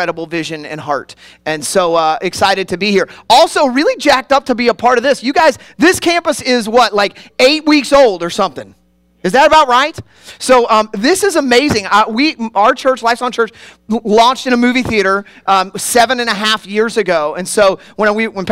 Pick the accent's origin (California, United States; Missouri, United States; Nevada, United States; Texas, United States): Missouri, United States; Kansas City; now in Worcester, United States; I grew up in Kansas City